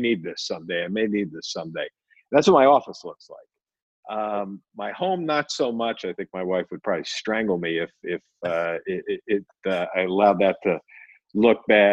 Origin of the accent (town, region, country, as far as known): Philadelphia, Pennsylvania, United States; born or raised there; moved away as an adult; also born or lived in New York; now in Phoenix, United States